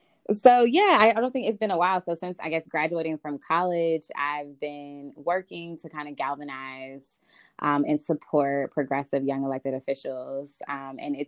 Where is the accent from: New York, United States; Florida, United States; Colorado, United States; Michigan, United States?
Florida, United States; Winter Garden; also born or lived in Orlando, Florida; now in Washington, D.C., United States; I am originally from Orlando, Florida. Grew up in the Winter Garden area. I am currently living in Washington, D.C.